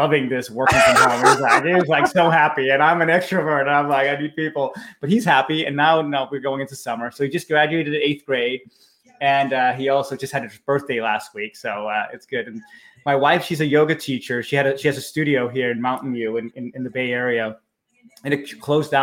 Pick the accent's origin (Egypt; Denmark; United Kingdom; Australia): Denmark; Copenhagen, Capital Region of Denmark; moved away as an adult; now in California, United States; I'm from Copenhagen, Denmark, where I was born and raised.